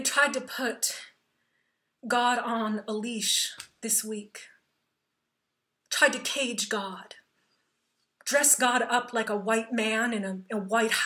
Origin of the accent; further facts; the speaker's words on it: Plainfield, Illinois, United States; my hometown of Plainfield, Illinois